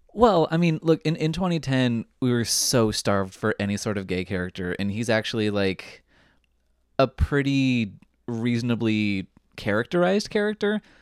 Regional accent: Southern California, United States; I grew up in Southern California

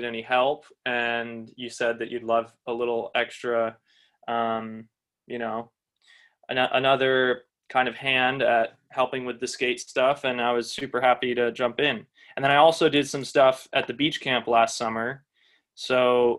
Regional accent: Westchester, New York, United States; Trevor and I grew up skateboarding in Westchester

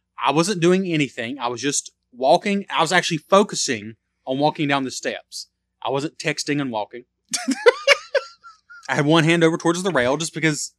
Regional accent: Australia; We're from Australia, and you want to be our third Australian fan.

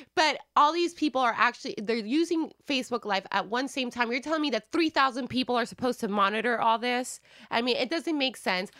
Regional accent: Wisconsin, United States; I'm white from Wisconsin

